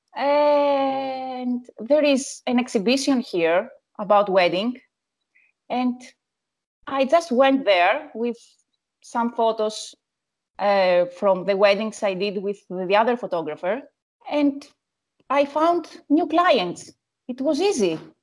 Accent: Athens, Attica, Greece; Yes, I'm from Athens

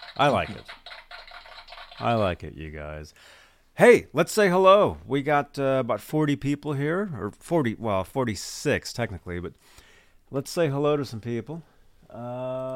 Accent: Bay Area, California, United States; I am from the Bay Area

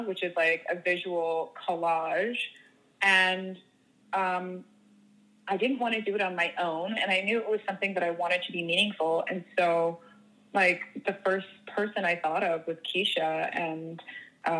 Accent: Toronto, Ontario, Canada; moved away as an adult; also born or lived in Los Angeles; now in United Kingdom; I'm originally from Toronto, but I seem to be based kind of all over.

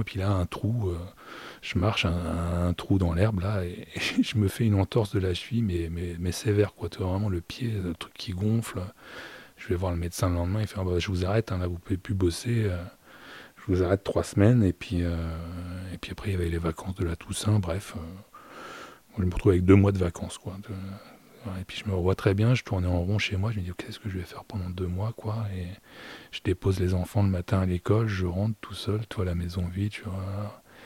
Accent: Normandy, France; je suis normand

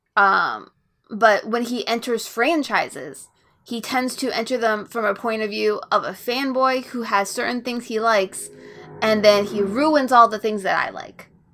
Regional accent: Florida, United States; natural born Floridian

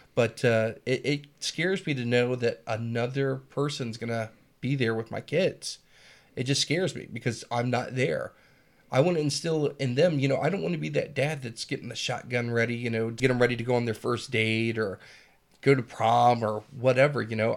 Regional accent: South Carolina, United States; moved away; also born or lived in San Diego, California; I was born in Southern California, San Diego. Uh, raised a few, few years there until my parents got a divorce and my father took me to South Carolina.

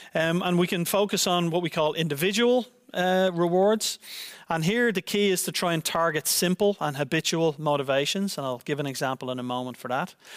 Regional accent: Ireland; now in Netherlands; my home country of Ireland

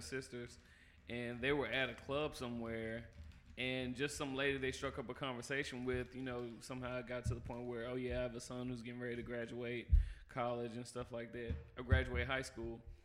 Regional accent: Jackson, Mississippi, United States; born or raised there; also born or lived in California

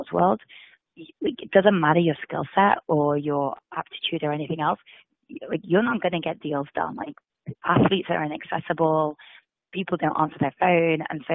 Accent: England, United Kingdom; moved away as an adult; also born or lived in India; now in United States; I was born and brought up in England.

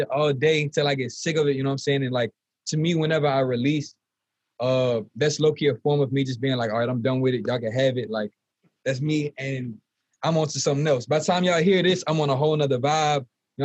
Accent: Lafayette, Louisiana, United States; originally I was born in Lafayette, you know, born and raised

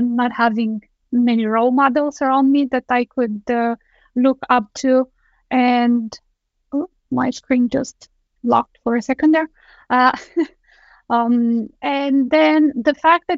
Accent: Romania; moved away as an adult; now in Denmark; I am originally from Romania. I have moved to Denmark 11 years ago.

